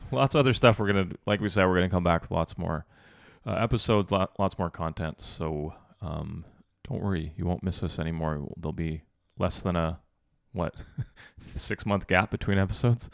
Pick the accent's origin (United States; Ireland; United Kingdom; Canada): Canada; We're from Canada.